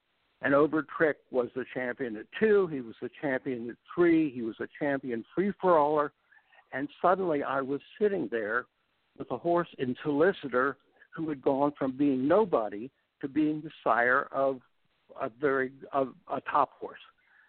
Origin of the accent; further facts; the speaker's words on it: Hanover, Pennsylvania, United States; I grew up in Hanover, Pennsylvania, and my parents had a small stable of show horses, saddle horses, and I rode them and showed them.